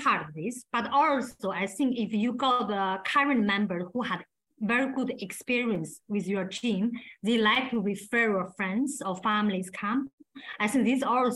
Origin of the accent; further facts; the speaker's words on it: China; English is a second language; moved away as an adult; now in England; I grew up in China, like 24 years